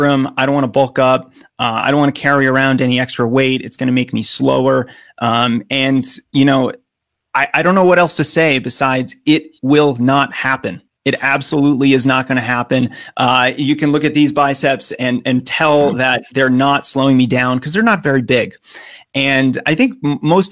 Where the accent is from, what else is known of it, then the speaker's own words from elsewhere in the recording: United States; accent: American; as an American